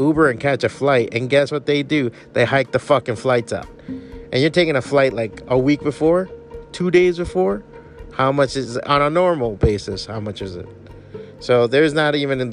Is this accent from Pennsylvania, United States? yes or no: no; Miami, Florida, United States; born and raised in Miami